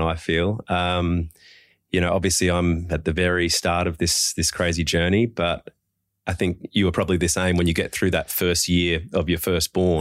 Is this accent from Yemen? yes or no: no; Adelaide, South Australia, Australia; also born or lived in Perth; now in Sydney, Australia; I'm born and bred in Adelaide